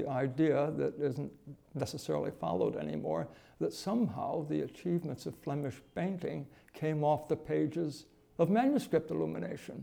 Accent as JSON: {"language": "English", "town": "Endicott", "region": "New York", "country": "United States", "tie": "born or raised there", "said": "a little boy growing up in Shoetown, Endicott, New York"}